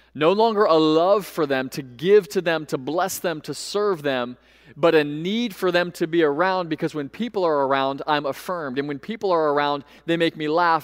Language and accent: English; Central Florida, United States; Growing up in Central Florida